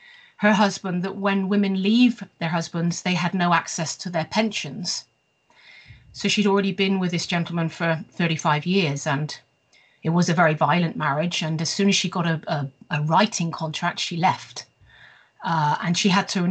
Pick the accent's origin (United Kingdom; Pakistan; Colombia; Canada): United Kingdom; the West Country, near Bath, South West England; moved away as an adult; also born or lived in Bristol / Staffordshire; now in Sweden; I was born in Bristol, the United Kingdom, and after a short period, we moved to the West Country, if you like, to an area not too far from Bath